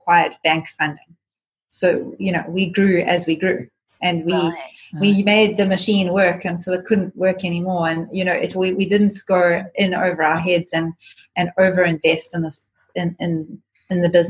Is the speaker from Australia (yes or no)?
no; South Africa; we come from South Africa